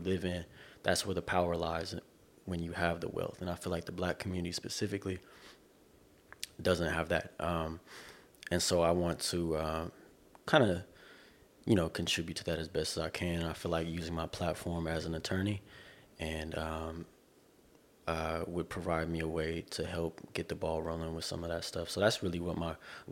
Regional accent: Corona, California, United States; now in Irvine, United States; I'm from the Inland Empire, Corona, California. Currently I live in Irvine.

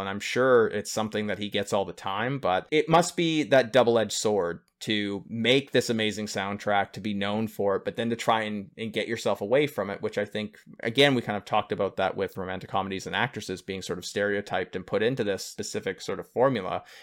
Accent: Northern Ontario, Canada; moved away as an adult; also born or lived in Toronto; coming from a small hick town up in Northern Ontario of five thousand people

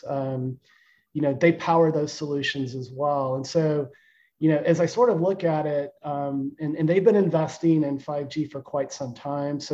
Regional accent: Austin, Texas, United States; my hometown of Austin

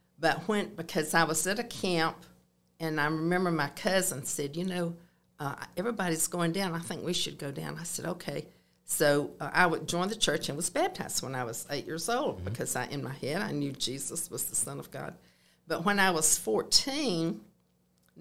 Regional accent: Moultrie, Georgia, United States; now in Columbus, United States; I grew up in Moultrie, Georgia, on a farm

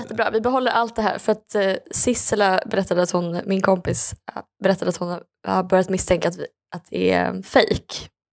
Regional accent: Skaraborg, Västra Götaland, Sweden; där jag är ifrån

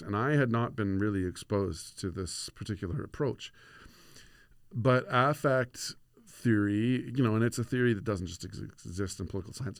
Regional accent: Moose Jaw, Saskatchewan, Canada; moved away as an adult; also born or lived in Alberta; now in Victoria, Canada; I'm from Treaty Four territory, Moose Jaw, Saskatchewan

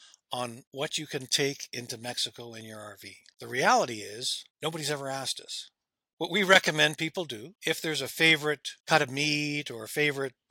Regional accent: Canada

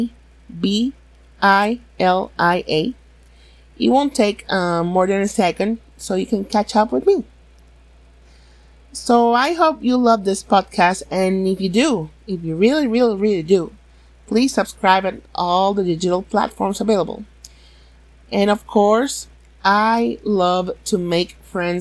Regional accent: Puerto Rico; moved away as an adult; now in North Carolina, United States; I was born and raised in Puerto Rico, but for the past 7 years, I've been living in the state of North Carolina.

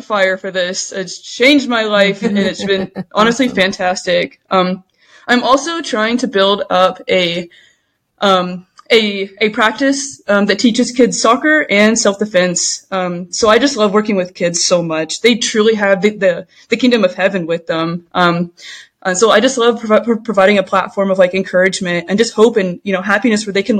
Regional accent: Allen, Texas, United States; moved away as an adult; also born or lived in Louisiana / West Coast; I grew up in Texas, in Allen, Texas, went to Allen High School

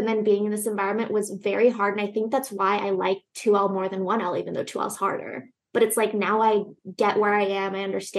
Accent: Southern California, United States; moved away as an adult; also born or lived in Los Angeles, California; now in Connecticut, United States; born and raised in Southern California

